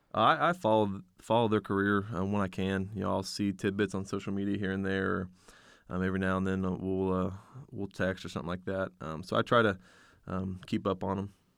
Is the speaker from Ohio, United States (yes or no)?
yes; West Milton, Ohio, United States; It's based out of my hometown, West Milton, Ohio.